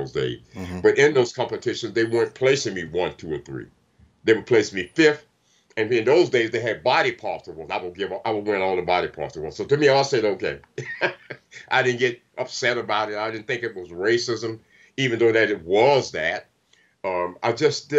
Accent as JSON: {"language": "English", "town": "Tallahassee", "region": "Florida", "country": "United States", "tie": "born or raised there", "also_born_or_lived": "Europe", "moved": "as an adult", "lives_now": "Venice, United States", "said": "my hometown Tallahassee"}